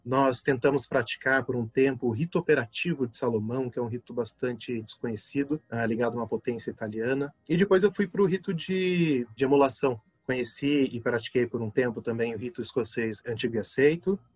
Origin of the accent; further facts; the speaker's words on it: São José dos Campos, São Paulo, Brazil; da cidade de onde eu venho, São José dos Campos